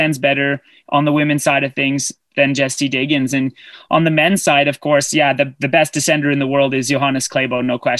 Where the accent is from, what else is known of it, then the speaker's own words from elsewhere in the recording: Canada; I'm Canadian